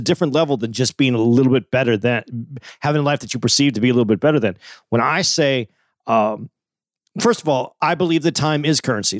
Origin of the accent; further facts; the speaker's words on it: Tucson, Arizona, United States; I grew up in Tucson, so it was hot